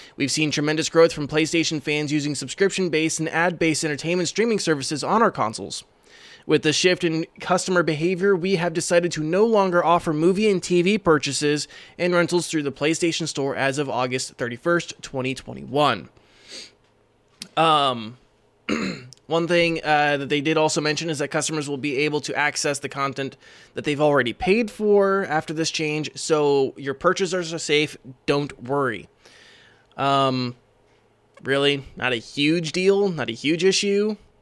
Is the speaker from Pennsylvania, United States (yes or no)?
no; Iowa, United States; me and Green are from Iowa